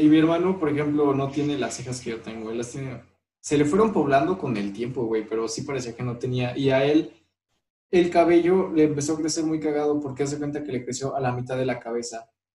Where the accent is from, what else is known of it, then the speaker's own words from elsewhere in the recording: León, Guanajuato, Mexico; also born or lived in Aguascalientes; soy de León y nunca he vivido en otra ciudad